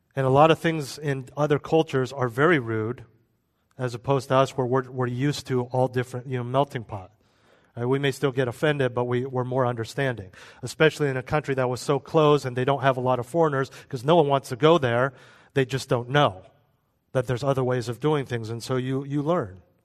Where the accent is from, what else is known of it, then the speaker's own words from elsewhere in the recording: United States; we're American